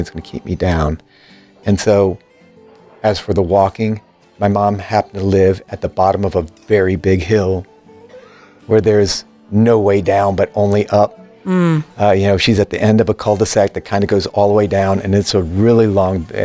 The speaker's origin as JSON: {"language": "English", "region": "Virginia", "country": "United States", "tie": "born or raised there", "also_born_or_lived": "Florida", "moved": "as an adult", "said": "I was living in Florida at the time of the accident, but I was raised in Virginia"}